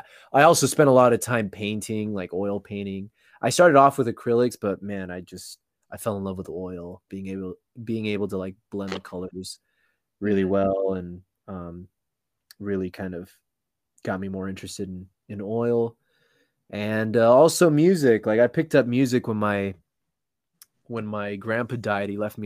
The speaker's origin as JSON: {"language": "English", "town": "Los Angeles", "region": "California", "country": "United States", "tie": "born or raised there", "said": "Yeah, well, I mean, I was born and raised in Southern California. I lived in a bunch of different cities, but mainly from LA."}